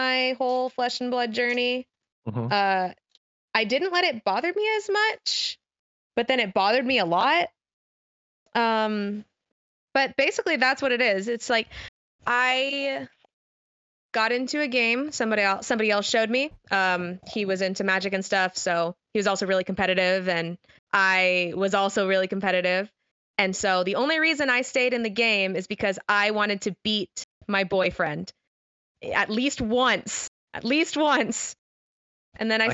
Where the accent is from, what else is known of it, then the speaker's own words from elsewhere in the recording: Missouri, United States; my region of the U.S. is the middle of America. I am from Missouri.